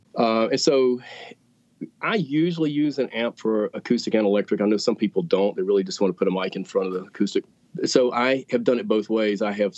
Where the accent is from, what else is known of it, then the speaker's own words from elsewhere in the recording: Greensboro, North Carolina, United States; And then I grew up in Greensboro and just happened to find a job.